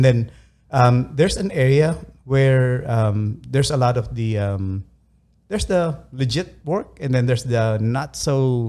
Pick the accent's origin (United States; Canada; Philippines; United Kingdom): Philippines; moved away; Well, I came from the Philippines.